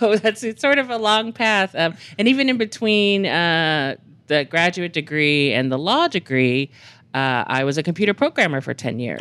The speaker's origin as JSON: {"language": "English", "region": "Texas", "country": "United States", "tie": "born or raised there", "moved": "yes", "lives_now": "New Mexico, United States", "said": "I grew up in Texas"}